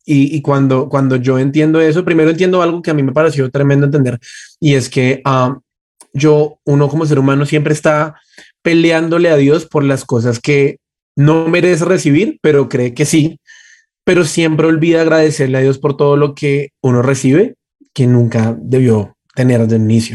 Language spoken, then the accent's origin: Spanish; Colombia; como colombianos